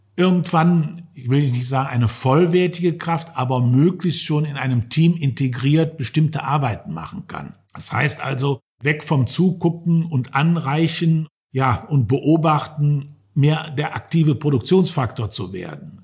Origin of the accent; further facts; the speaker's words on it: Germany; hier bei uns in Deutschland